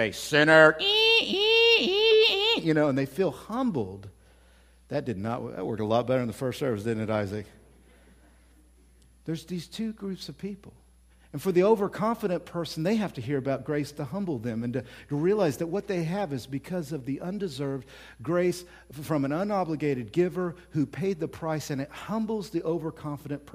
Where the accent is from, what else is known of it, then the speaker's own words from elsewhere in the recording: Oklahoma, United States; I'm from Oklahoma.